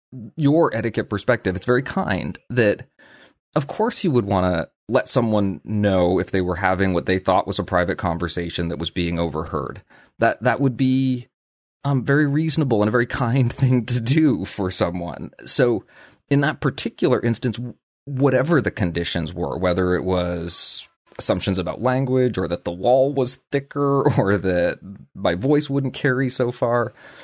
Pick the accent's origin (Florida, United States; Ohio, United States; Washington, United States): Ohio, United States; accent: Midwestern; In my case, I was raised in Ohio and have a completely neutral Midwesternish accent, and I'm sure that most who meet me will assume that I only grew up speaking English.